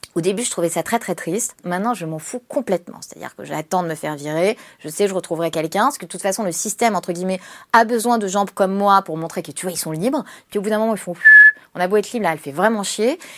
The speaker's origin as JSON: {"language": "French", "town": "Paris", "region": "Île-de-France", "country": "France", "said": "je suis une parisienne"}